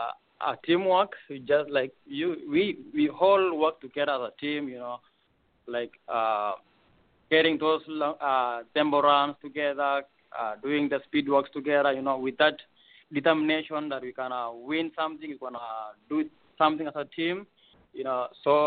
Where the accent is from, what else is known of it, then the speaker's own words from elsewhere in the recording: Eldoret, Uasin Gishu County, Kenya; moved away as an adult; now in Anchorage, United States; I'm from Eldoret, Kenya.